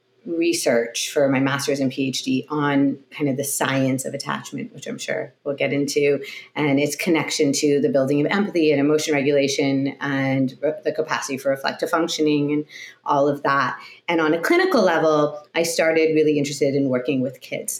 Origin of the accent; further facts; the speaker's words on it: Montreal, Quebec, Canada; moved away; also born or lived in Toronto, Canada; I grew up in Montreal, Canada